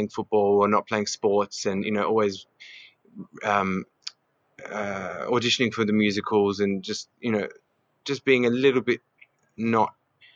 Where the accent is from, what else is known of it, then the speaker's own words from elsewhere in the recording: Adelaide, South Australia, Australia; I was born in Adelaide. I'm of Greek heritage. I've got a brother, and I grew up in the foothills of Adelaide